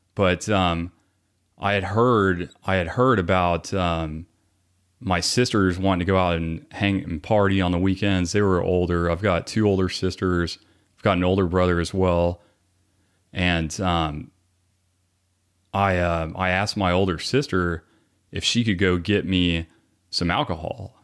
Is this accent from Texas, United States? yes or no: yes; Garland, Texas, United States; I was born here in the Dallas area. So, um, we grew up, I grew up in Garland